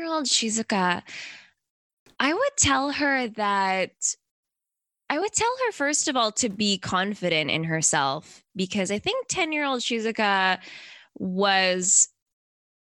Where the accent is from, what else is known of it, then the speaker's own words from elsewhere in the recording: Canada; moved away as an adult; now in Tokyo, Japan; I was growing up in Canada